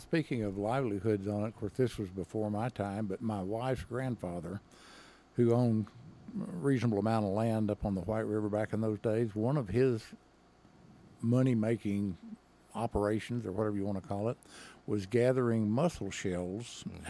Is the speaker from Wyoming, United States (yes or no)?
no; Henderson, Arkansas, United States; I grew up in, uh, if you're not from that part of the state, you won't even know where this is Henderson, Arkansas